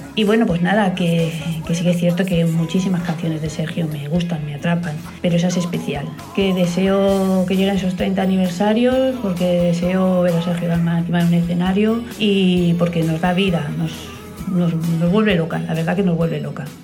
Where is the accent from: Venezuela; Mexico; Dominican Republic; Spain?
Spain; Valladolid, Castile and León; now in Benidorm, Spain; vivo en Benidorm, pero soy nacida en Valladolid, pucelana